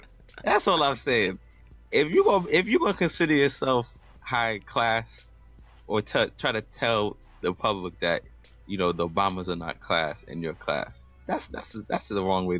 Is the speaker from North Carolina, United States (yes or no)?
no; New York, United States; I'm from New York.